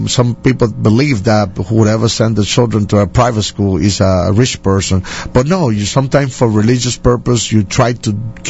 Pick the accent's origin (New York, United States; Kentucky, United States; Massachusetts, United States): New York, United States; Bronx; born there; I was born here in the Bronx when I was born.